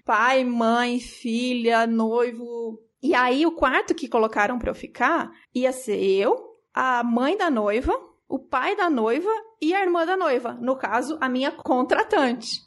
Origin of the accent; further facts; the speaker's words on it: São Paulo, Brazil; Eu sou de São Paulo, a gente é de São Paulo